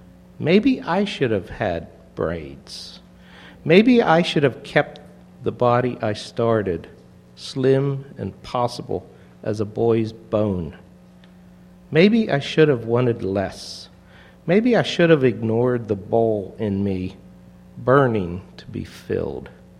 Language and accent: English; St. Louis, Missouri, United States; I was a transplant from St. Louis, saw in the city paper